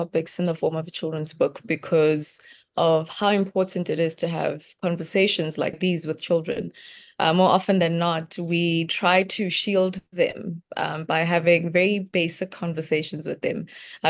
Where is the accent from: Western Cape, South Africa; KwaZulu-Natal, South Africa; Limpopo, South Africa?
Limpopo, South Africa; Growing up in Limpopo was very interesting because it's a place where my village, we didn't really have much. You know, you've got gravel road